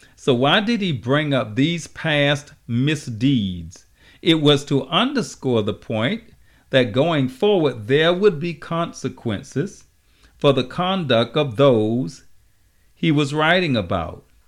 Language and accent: English; Savannah, Georgia, United States; my hometown, Savannah, Georgia